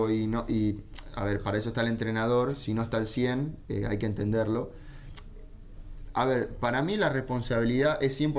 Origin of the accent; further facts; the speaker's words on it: Argentina; pero yo vengo del fútbol argentino, ¿sí? Me mamé en el fútbol argentino, me crié en el fútbol argentino.